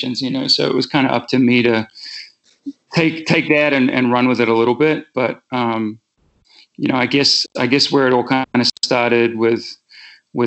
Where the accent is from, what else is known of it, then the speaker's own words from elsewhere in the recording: New Zealand; moved away as an adult; also born or lived in England / West Coast, United States; now in United States; I was born in England. And I moved, my family moved from England to New Zealand in 86. So I just had my 40th birthday